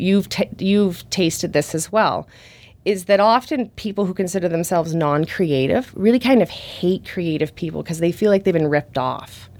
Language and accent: English; Thunder Bay, Ontario, Canada; moved away; I went to school in my hometown. So that was in, that's in Thunder Bay on Lake Superior